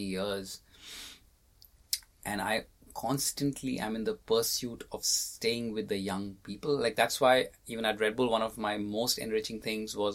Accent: India; being Indian

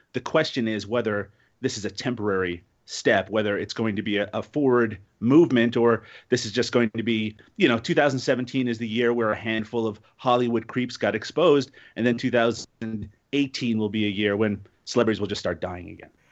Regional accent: Canada; I'm Canadian

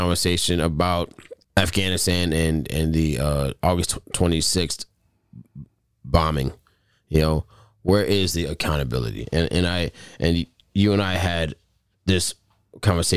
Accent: United States; we as American people

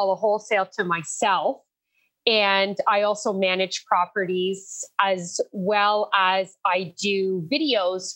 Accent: Windsor, Ontario, Canada; I was born and raised in Windsor, Ontario.

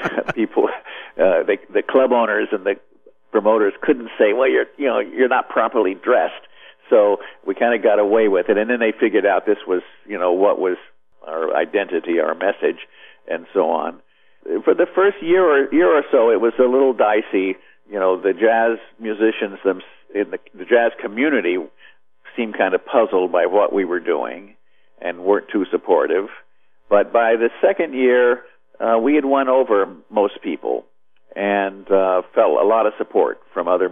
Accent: Midwest, United States; moved away; also born or lived in Nashville; I grew up in the Midwest

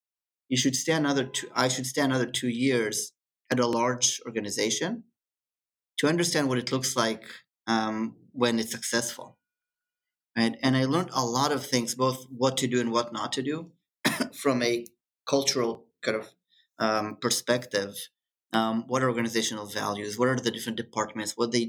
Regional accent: Israel; growing up in Israel or being studying in Israel, it's very similar to kind of being in the Silicon Valley.

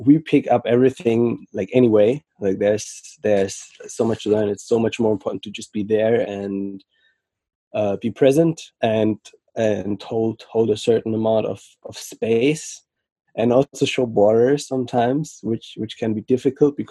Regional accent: Frankfurt, Hesse, Germany; also born or lived in Senegal; I currently live in Germany, Frankfurt. And I was raised mainly here in Frankfurt.

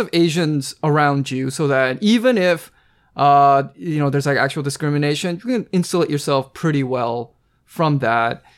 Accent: Pacific Northwest, United States; I was born and raised on the West Coast, uh, you know, Pacific Northwest specifically

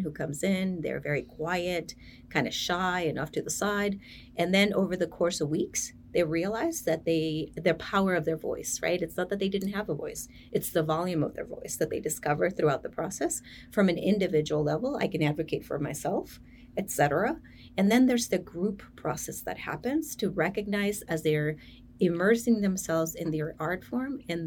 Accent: United States; I'm sort of first generation growing up in the United States.

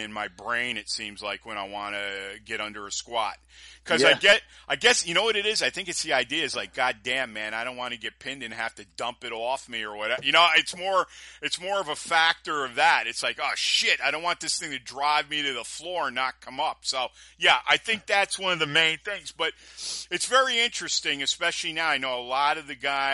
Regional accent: New York, United States; being a New Yorker

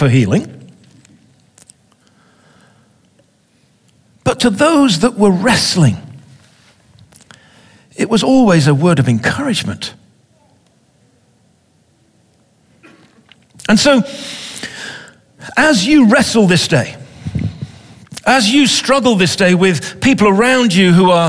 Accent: England, United Kingdom; I'm an Englishman.

